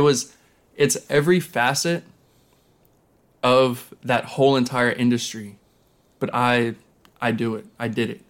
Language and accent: English; Lancaster, Pennsylvania, United States; growing up in Lancaster, Pennsylvania